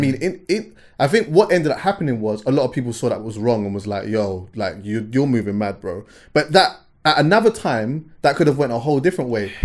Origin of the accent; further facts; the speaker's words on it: London, United Kingdom; I'm from West